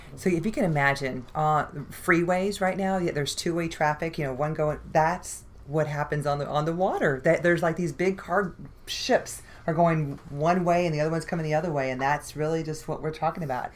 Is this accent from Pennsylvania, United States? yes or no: no; Houston, Texas, United States; We're both from the East End and we work here in the East End, but we give scholarships to and work with kids uh, here in our the schools that we went to school